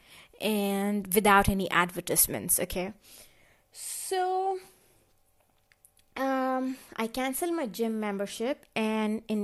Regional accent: India; moved away as an adult; now in Germany; this is my actual accent. I am from India and this is how I talk.

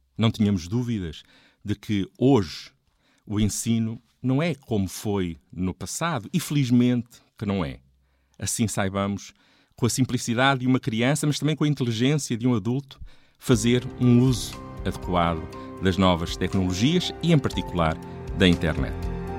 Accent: a village near Coimbra, Centro, Portugal; Quando em 1976 entrei para a escola primária, na minha aldeia não havia água canalizada. Havia poucos carros, poucos telefones. A televisão eram dois canais, a preto e branco, com poucas horas de emissão. Coimbra estava tão próxima e ao mesmo tempo tão distante

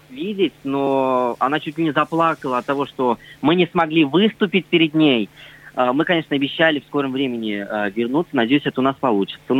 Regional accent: Russia; Нет, знаете, мы вообще народ татары и знаете, это такой народ

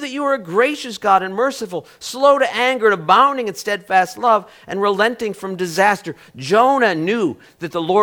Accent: United States; I'm an American

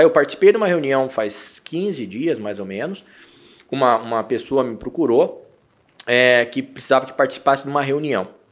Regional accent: Brazil; nós temos que, que saber lidar com a nossa cultura enquanto brasileiros

